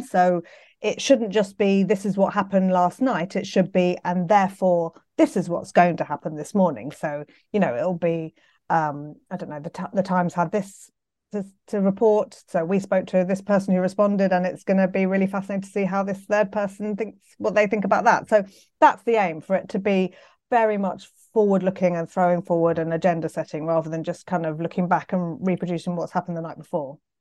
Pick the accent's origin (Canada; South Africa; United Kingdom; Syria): United Kingdom; London; I'm from London, so I went to school, um, Pimlico School just down the road